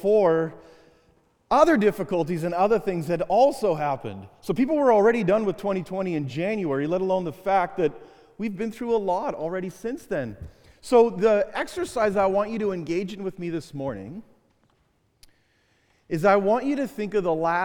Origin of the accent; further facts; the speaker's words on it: Canada; I'm from Canada